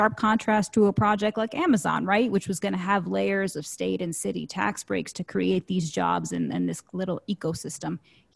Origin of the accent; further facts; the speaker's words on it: New York City, New York, United States; I'm from Queens